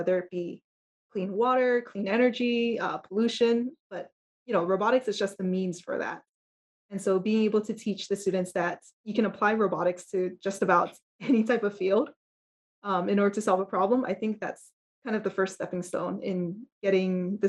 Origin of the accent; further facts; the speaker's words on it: Honolulu, Hawaii, United States; I grew up here in Honolulu, Hawaii